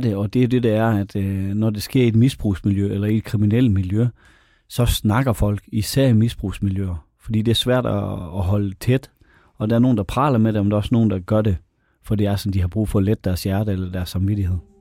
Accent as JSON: {"language": "Danish", "area": "North Jutland", "region": "North Denmark Region", "country": "Denmark", "tie": "born or raised there", "said": "det ligger 15-20 km fra mit barndomshjem"}